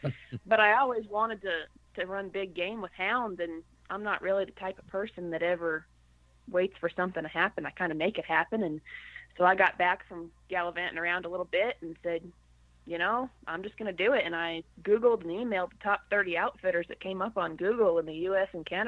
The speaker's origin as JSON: {"language": "English", "region": "Connecticut", "country": "United States", "tie": "born or raised there", "said": "I actually grew up in Connecticut."}